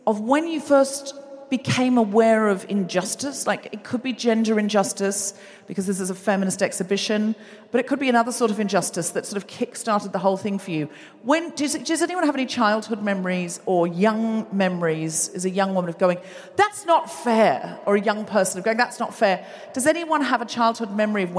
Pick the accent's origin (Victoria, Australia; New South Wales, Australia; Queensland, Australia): Queensland, Australia; I was raised in Queensland